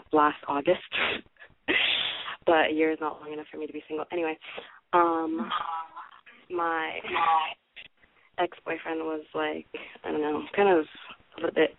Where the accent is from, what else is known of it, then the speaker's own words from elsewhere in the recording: Miami, Florida, United States; moved away as an adult; now in Gainesville, United States; I'm from Miami, but I go to U.S., so here I am in Gainesville